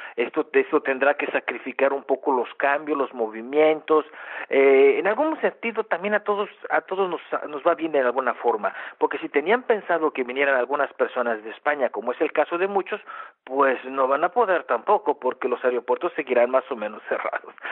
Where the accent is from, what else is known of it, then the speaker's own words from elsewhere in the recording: Mexico; now in Germany; yo soy mexicano